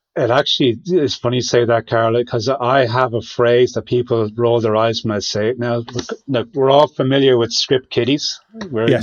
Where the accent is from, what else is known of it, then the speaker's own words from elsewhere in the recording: Ireland; being Irish